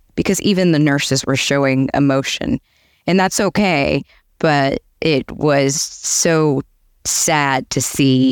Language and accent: English; Atlanta, Georgia, United States; moved away as an adult; now in Boca Raton, United States; I'm originally from Atlanta. I lived there, grew up there, went to college, started my career